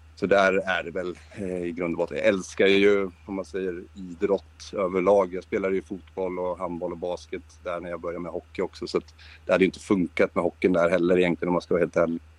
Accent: Linköping, Östergötland, Sweden; jag är född i Linköping

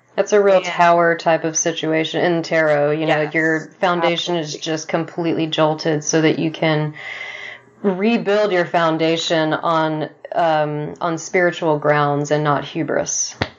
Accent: Texas, United States; growing up in Texas

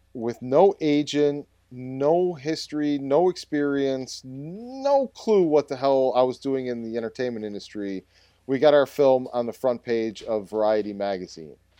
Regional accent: North Tonawanda, New York, United States; my hometown um, uh, that I grew up in, it's actually a suburb of Buffalo called North Tonawanda

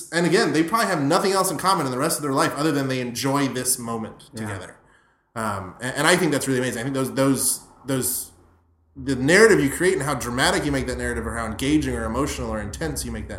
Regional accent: Florida, United States; You're starting to remind me, like, my high school experiences where I grew up in South Florida, and it was like, we're all going to the Everglades to drink

